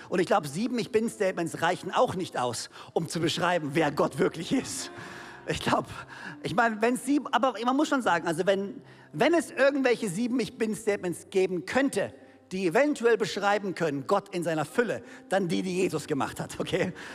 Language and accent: German; Konstanz, Baden-Württemberg, Germany; also born or lived in Ludwigsburg; ich bin hier in Konstanz oder Zell groß geworden